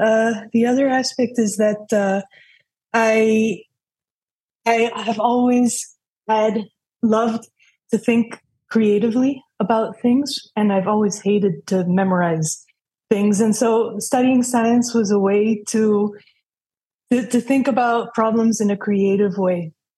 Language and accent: English; New York, United States; And so I grew up in New York in a very multicultural environment.